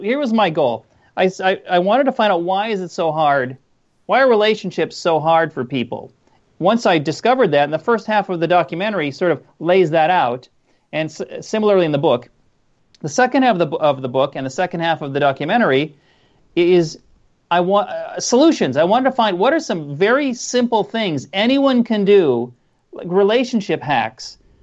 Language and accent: English; Minnesota, United States; moved away; I'm from Minnesota originally